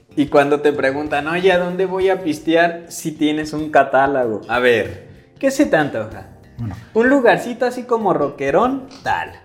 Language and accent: Spanish; Atotonilco el Alto, Jalisco, Mexico; de Atoto.